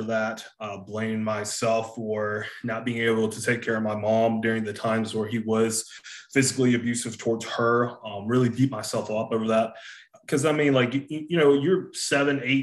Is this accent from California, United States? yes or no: no; Hartsville, South Carolina, United States; accent: Southern; I'm from South Carolina, from a small town called Hartsville, South Carolina